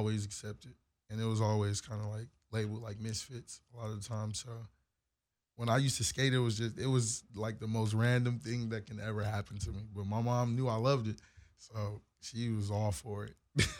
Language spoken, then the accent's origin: English; Joliet, Illinois, United States; born there; also born or lived in Minnesota / Detroit, Michigan; So I was born in Joliet, Illinois. So okay. I lived in Illinois. I got family still out that way. And I moved from Illinois to Minnesota